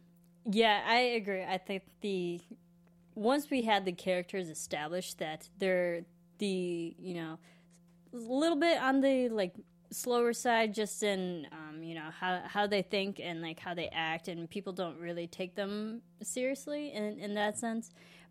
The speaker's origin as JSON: {"language": "English", "region": "Illinois", "country": "United States", "said": "I'm from the Midwest, which is like really. I mean, Illinois is really conflicted with accents. We have all different types of accents just in our state alone."}